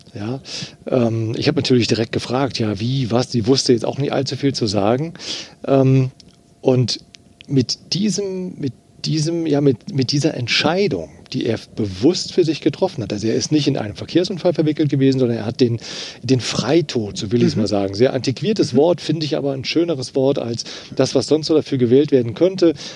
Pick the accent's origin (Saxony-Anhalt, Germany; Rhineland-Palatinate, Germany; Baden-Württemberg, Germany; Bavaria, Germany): Rhineland-Palatinate, Germany; Eifel; also born or lived in Trier; ich bin ja in der Eifel groß geworden